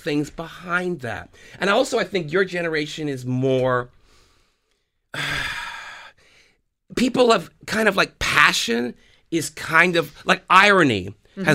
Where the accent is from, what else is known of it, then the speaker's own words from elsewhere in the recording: Canada; we're Canadian. We're not Americans